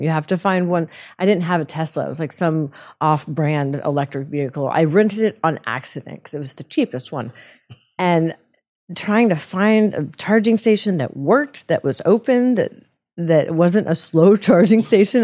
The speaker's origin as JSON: {"language": "English", "town": "Houston", "region": "Texas", "country": "United States", "said": "I'm from Houston"}